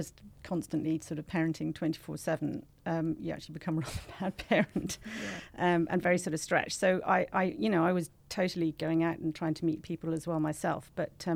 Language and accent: English; Ireland; moved away as an adult; also born or lived in United Kingdom; now in Singapore; I'm Irish